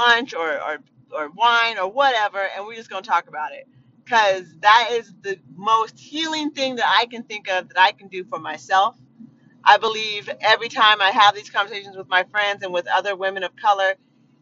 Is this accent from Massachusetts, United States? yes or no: no; Eugene, Oregon, United States; I was born in Eugene, Oregon